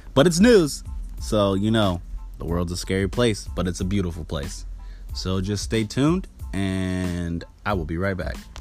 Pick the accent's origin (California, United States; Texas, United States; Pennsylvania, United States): California, United States; moved away; also born or lived in Caribbean; I grew up in California